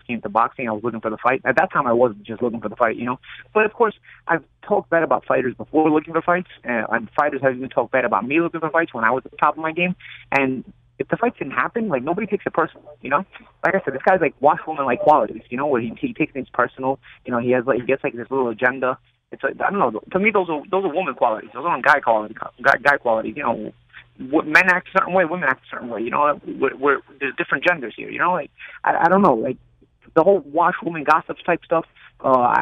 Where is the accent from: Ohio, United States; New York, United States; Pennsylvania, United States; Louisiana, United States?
New York, United States; I'm from New York. I'm original New York